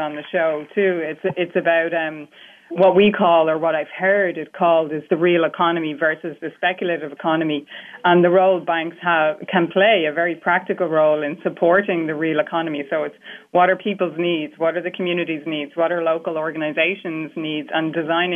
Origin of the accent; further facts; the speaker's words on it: Ireland; as an Irish person